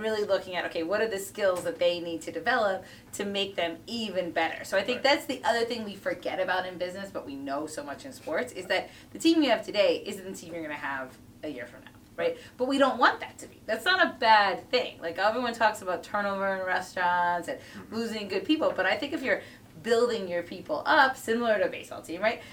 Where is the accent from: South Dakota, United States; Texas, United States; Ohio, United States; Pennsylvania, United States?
Pennsylvania, United States; Philadelphia; growing up in Philly